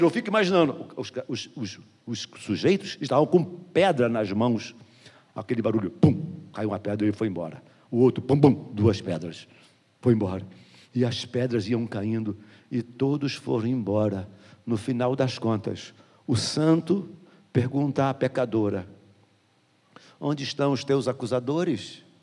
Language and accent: Portuguese; Jardim Metrópolis, Brazil; Nascido e criado no Jardim Metrópolis.